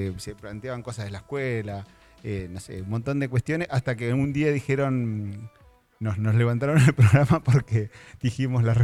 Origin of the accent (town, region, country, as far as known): Junín, Buenos Aires Province, Argentina; born or raised there; moved away as an adult; now in Bahía Blanca, Argentina